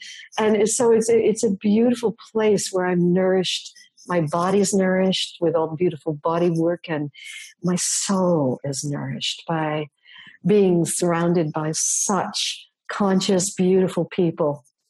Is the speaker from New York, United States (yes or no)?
yes; New York City, New York, United States; moved away; I'm from New York City originally